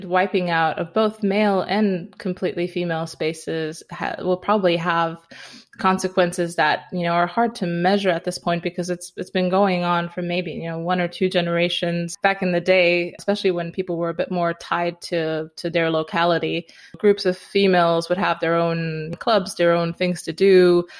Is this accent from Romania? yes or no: yes; Romania; I grew up in Romania, partly in a small town and partly in the mountains because we had a cabin